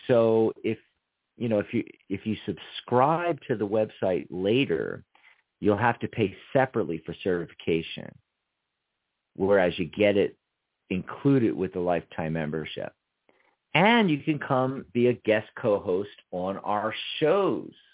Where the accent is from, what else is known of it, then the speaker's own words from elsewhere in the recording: Pennsylvania, United States; I was born in the 215 area code